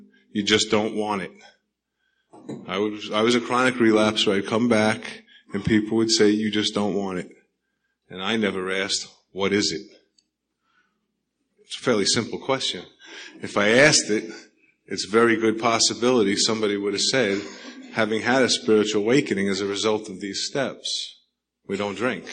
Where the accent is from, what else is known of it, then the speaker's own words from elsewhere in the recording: New York, United States; accent: New York; now in Sedona, United States; my accent's from New York